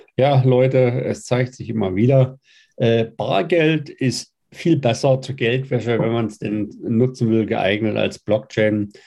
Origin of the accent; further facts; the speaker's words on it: Mittweida, Saxony, Germany; bin auch aus Mitweider